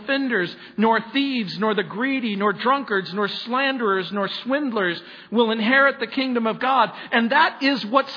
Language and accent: English; Southern California, United States; also born or lived in New Orleans, Louisiana / San Francisco; raised in Southern California